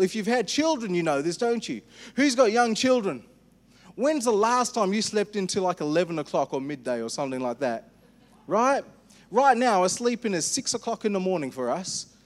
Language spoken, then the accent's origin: English; India; I'm an Indian